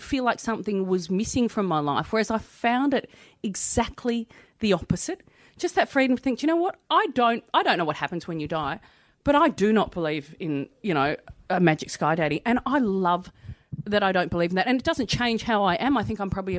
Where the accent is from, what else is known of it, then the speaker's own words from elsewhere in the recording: Melbourne, Victoria, Australia; I grew up in Melbourne, in Hampton, and we were like Brighton's poor cousin